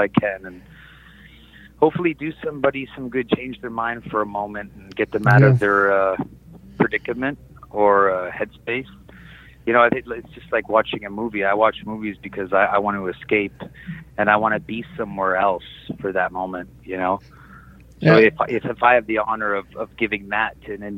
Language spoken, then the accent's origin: English; Canada; I'm originally from Canada